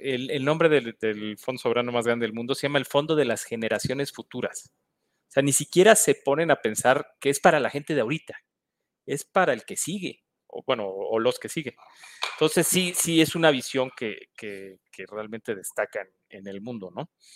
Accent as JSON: {"language": "Spanish", "country": "Mexico"}